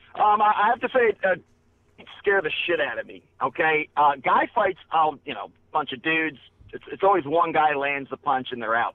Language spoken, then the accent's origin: English; Maryland, United States; I'm from Maryland. I'm, I'm a Ravens fan